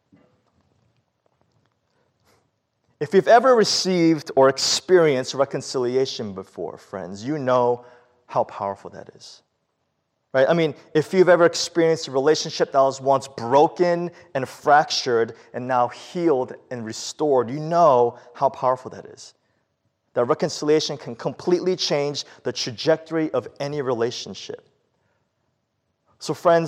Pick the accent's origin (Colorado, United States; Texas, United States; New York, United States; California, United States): New York, United States; New York City; the early years of our lives living in the Bronx, growing up when I was young